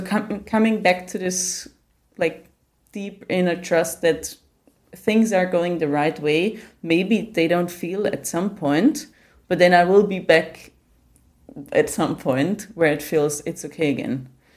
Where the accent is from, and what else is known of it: Austria